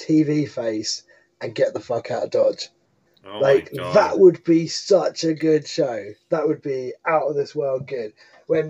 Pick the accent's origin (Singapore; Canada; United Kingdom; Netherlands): United Kingdom; I'm British